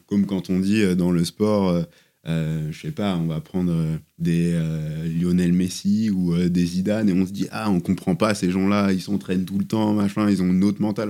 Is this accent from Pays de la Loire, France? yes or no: yes; southern Sarthe, Pays de la Loire, France; also born or lived in Le Mans; moi je suis né au Mans, j'ai grandi dans le sud Sarthe